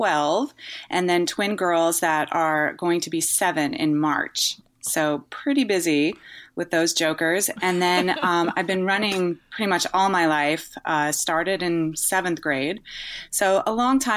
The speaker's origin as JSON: {"language": "English", "region": "East Coast", "country": "United States", "tie": "born or raised there", "moved": "yes", "lives_now": "California, United States", "said": "Even though I grew up on the East Coast, I live in California now"}